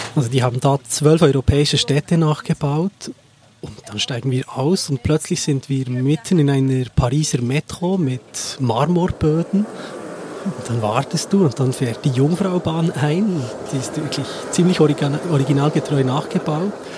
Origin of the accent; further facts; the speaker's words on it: Seeland, Bern, Switzerland; ich bin ursprünglich, komme ich aus dem Seeland und kenne das sehr, sehr gut